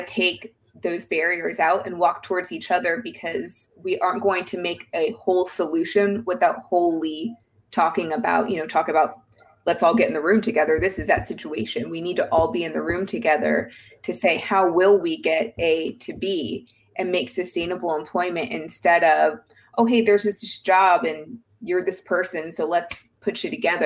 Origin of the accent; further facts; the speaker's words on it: the South, United States; I'm from the South